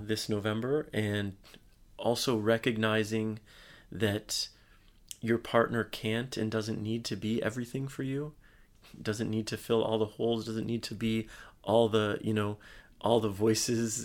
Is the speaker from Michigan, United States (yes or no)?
yes; Michigan, United States; moved away as an adult; also born or lived in Bay Area, California; which is my home state